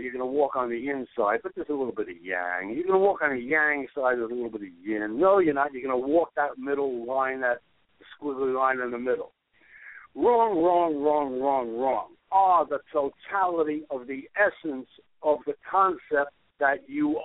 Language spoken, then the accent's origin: English; New York City, New York, United States; I grew up in Brooklyn.